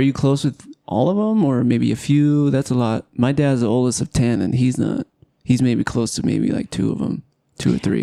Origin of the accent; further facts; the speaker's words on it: Southern California, United States; now in Utah, United States; I come from Southern California where there's no snow hardly ever